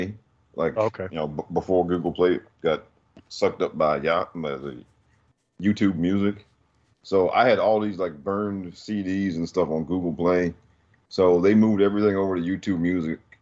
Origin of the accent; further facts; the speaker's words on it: New York, United States; now in Maryland, United States; I'm originally from New York, but I live in Maryland